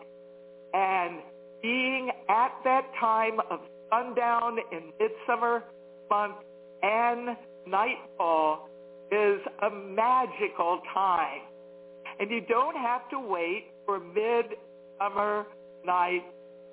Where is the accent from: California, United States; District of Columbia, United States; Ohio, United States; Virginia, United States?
District of Columbia, United States; Washington; moved away; Washington, D.C. metro area is my hometown